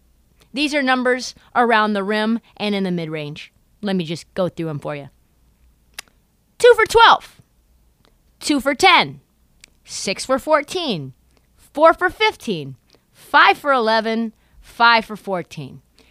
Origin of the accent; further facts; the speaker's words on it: Portland, Oregon, United States; from my hometown, he grew up less than a mile and a half from me, just the neighborhood over from me in Kenton Park. He's a North Portland guy. I'm on the edge of northeast Portland.